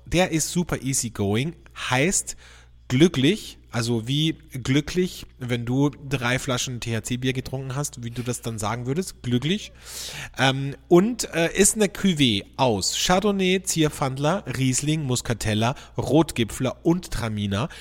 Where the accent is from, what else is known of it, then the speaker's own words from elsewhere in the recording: Austria; bei uns in Österreich